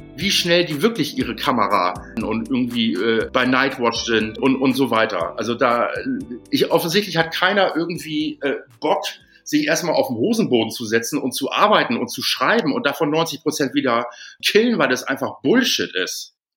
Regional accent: Hamburg, Germany; moved away as an adult; now in Berlin, Germany; Ich komme ursprünglich aus Hamburg.

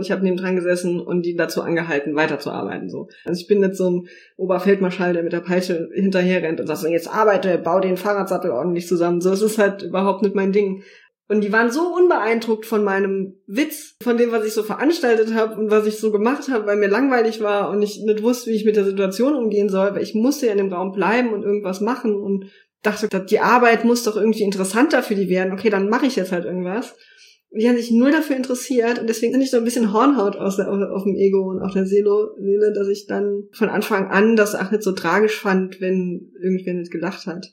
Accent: Saarland, Germany; moved away as an adult; now in Berlin, Germany; ich bin gebürtige Saarländerin, lebe jetzt seit drei Jahren in Berlin

